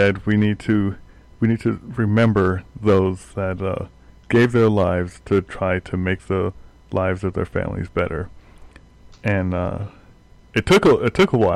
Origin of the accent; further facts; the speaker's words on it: United States; as an American